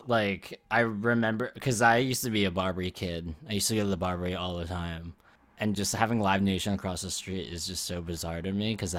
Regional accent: Philadelphia, Pennsylvania, United States; I'm always in Philly, but I bet you didn't know that I am from Philly.

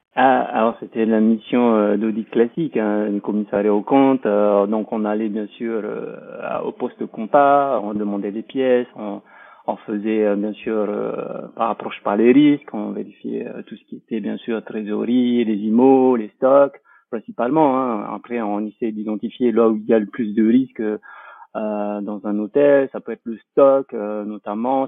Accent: French Polynesia; moved away; also born or lived in France

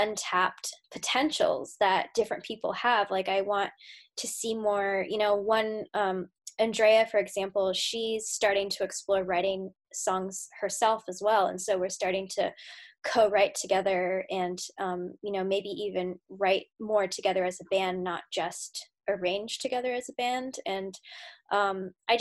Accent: United States; I'm an American

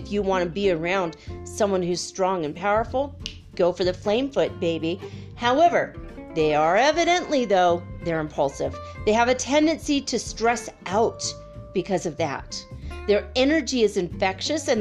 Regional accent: Minnesota, United States; I grew up in Minnesota

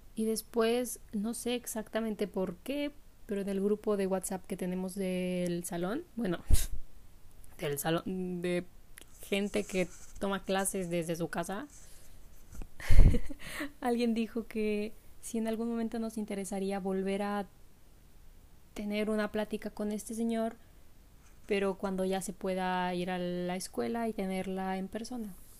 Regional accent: Mexico; moved away; yo soy de México

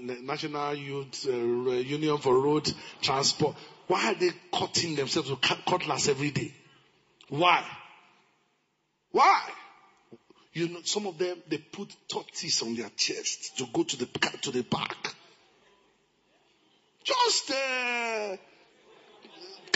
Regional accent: Ilorin, Kwara, Nigeria; I grew up in Ilorin

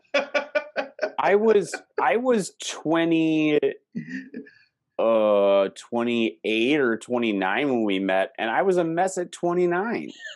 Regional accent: Wisconsin, United States; now in Minnesota, United States; where I grew up in Wisconsin

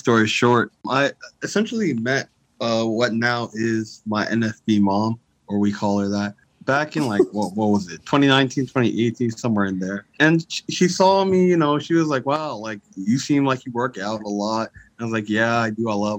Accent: Lawrenceville, Georgia, United States; moved away as an adult; now in Minnesota, United States; I'm from Lawrenceville, Georgia, but I currently go to school in Minnesota.

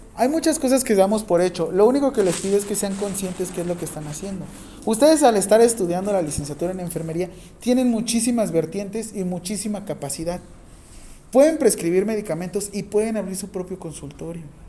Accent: Mexico; no dejo de ser mexicano

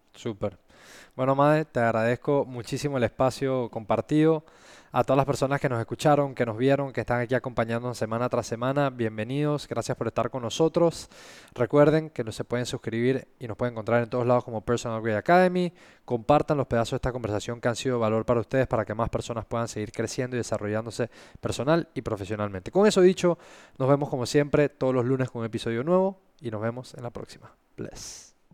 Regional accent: Panama; esa experiencia que vivimos como panameños

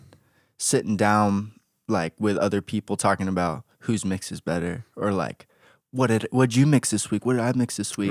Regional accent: Atlanta, Georgia, United States; born in Atlanta, Georgia, half Korean, got a big family

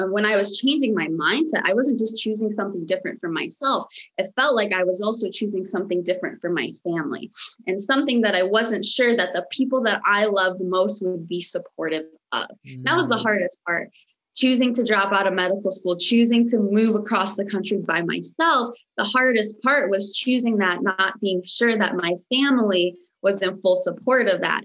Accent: United States; first language Romanian; English is a second language; also born or lived in Michigan; now in Los Angeles, United States; I was actually uh, born and raised in the United States, but I was born and raised by a very, very traditional Romanian parents

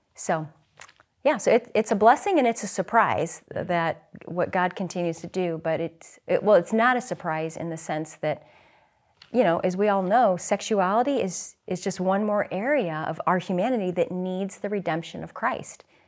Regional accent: St. Louis, Missouri, United States; now in Philadelphia, United States; I'm from the Midwest. I grew up in Saint Louis

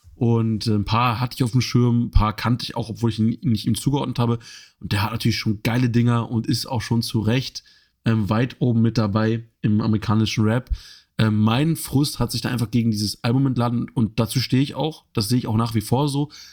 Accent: Germany; für uns als Deutsche

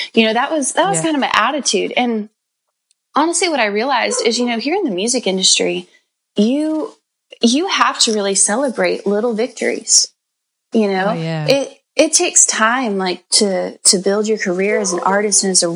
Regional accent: Bakersfield, California, United States; I come from a farm town out in Central California called Bakersfield

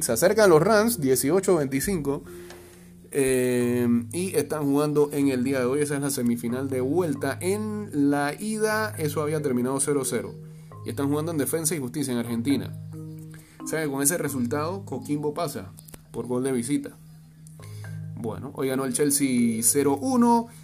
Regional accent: Panama; somos más del Caribe o del sur que de, Centroamérica

